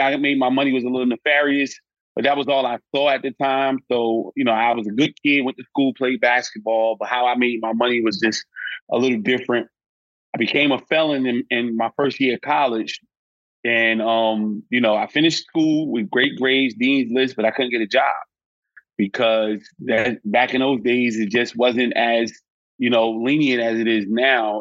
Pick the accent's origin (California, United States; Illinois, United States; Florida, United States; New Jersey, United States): New Jersey, United States; Newark; I was born and raised in Newark, New Jersey.